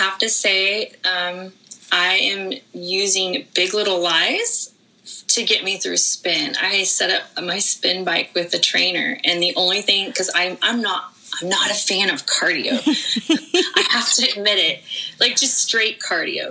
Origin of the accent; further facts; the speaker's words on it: Northern California, United States; I grew up in Northern California